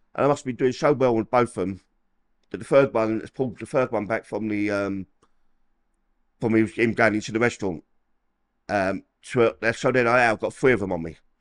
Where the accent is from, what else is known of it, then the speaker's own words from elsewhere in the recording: London, United Kingdom; moved away as an adult; I'm from Peckham, the old Copper Hill, Col-, old Copper Hill, um, yeah, I've lived there till about eighteen years old